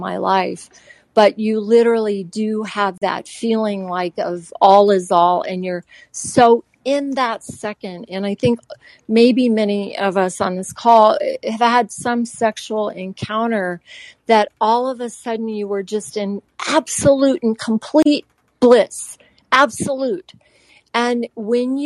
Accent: Japan; moved away; I grew up in Japan

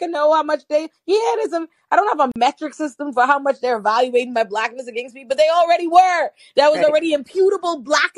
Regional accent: Bahamas; also born or lived in Nigeria; I'm African black before I get in the room. I am Bahamian Nigerian.

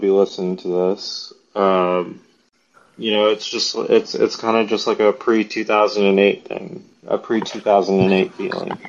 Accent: Dallas, Texas, United States; moved away; also born or lived in Arizona; My roots start here in Dallas, Texas

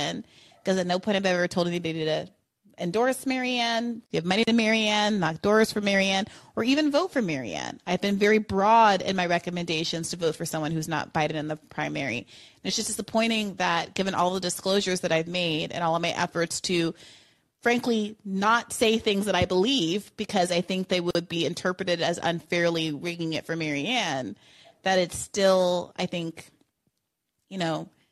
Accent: New York, United States; we're both from New York

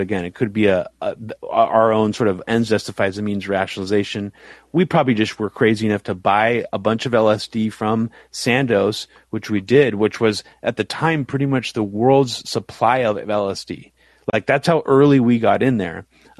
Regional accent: United States; I'm American, so I feel dumb.

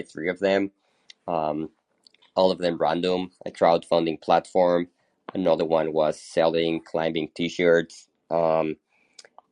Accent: Hermosillo, Sonora, Mexico; now in Mexico City, Mexico; I'm originally from Mexico. I was actually born in the north of Mexico in a small town called Hermosillo, Sonora, pretty close to the U.S., but I've been living in Mexico City for the past 20 years or so.

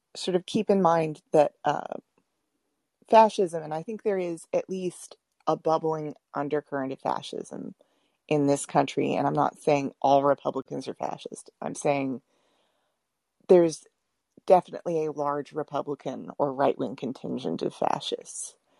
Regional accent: Texas, United States; I'm from Texas

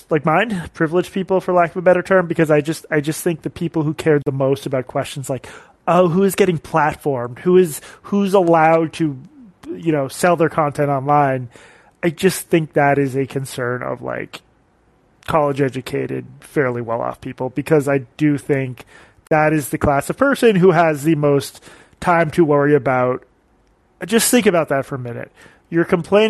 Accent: Boston, Massachusetts, United States; now in Brooklyn, United States; I was born in Boston

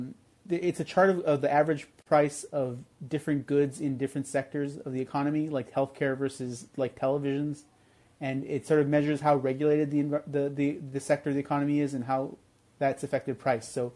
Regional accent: Southern California, United States; I'm from Southern California

